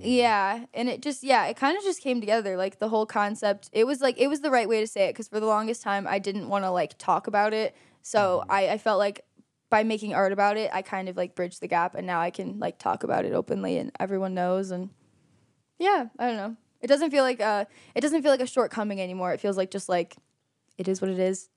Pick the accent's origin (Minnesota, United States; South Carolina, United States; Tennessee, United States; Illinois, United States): Illinois, United States; Aurora; now in Geneva, United States; Aurora, Illinois